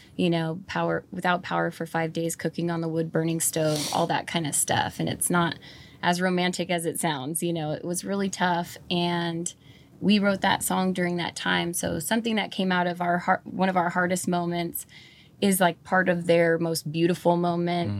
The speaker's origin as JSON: {"language": "English", "town": "Fall River Mills", "region": "California", "country": "United States", "tie": "born or raised there", "also_born_or_lived": "Watsonville, California", "said": "I was born in Watsonville, but I grew up, um, from the second grade on up in a little town called Fall River Mills up by Burney Falls in Northern California"}